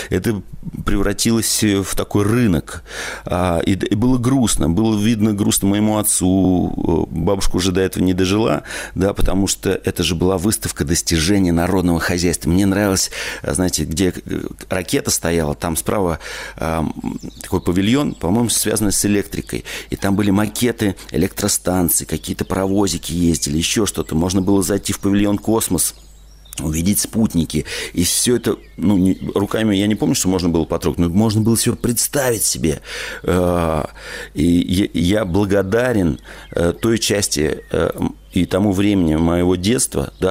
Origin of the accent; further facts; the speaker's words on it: Moscow, Russia; born there; Я родился в Москве, но половина своей жизни прожил в деревне.